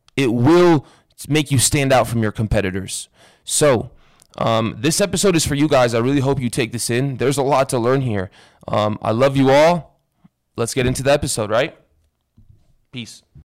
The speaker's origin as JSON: {"language": "English", "town": "Las Vegas", "region": "Nevada", "country": "United States", "tie": "born or raised there", "said": "growing up in Vegas"}